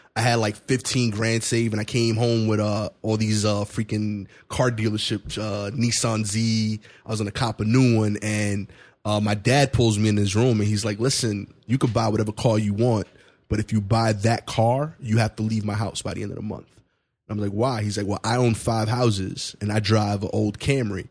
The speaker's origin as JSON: {"language": "English", "town": "New York City", "region": "New York", "country": "United States", "said": "I'm from East New York, Brooklyn."}